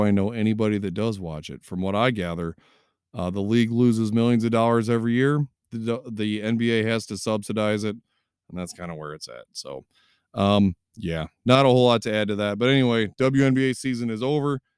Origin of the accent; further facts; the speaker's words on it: Three Rivers, Michigan, United States; now in Constantine, United States; I am in Constantine now, but I grew up in Three Rivers